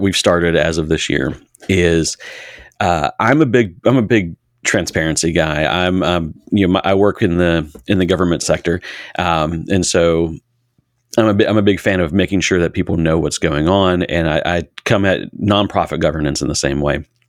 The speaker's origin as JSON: {"language": "English", "town": "Harrisonburg", "region": "Virginia", "country": "United States", "tie": "born or raised there", "said": "I grew up in Massanutten District here in Harrisonburg"}